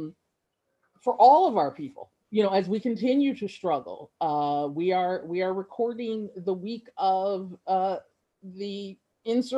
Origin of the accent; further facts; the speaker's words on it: Ocean City, New Jersey, United States; I grew up in Ocean City, New Jersey